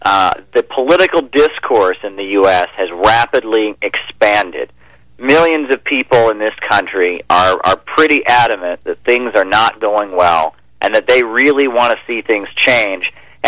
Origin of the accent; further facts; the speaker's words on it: Ohio, United States; Well, I'll say when I went to my home state of Ohio. You know, I'm originally from Ohio. That's where I'm from.